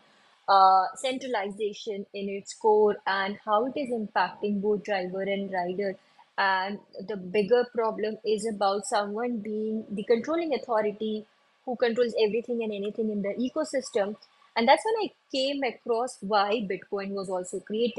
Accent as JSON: {"language": "English", "country": "India", "also_born_or_lived": "Dubai", "said": "where I come from India, a very small town in India."}